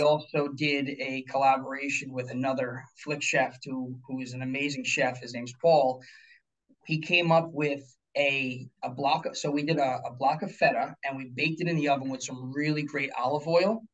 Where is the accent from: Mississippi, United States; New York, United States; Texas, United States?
New York, United States; Pleasantville; also born or lived in Florida; I grew up local here in a mm-hmm. small town in Pleasantville. That's actually ten minutes from Armonk here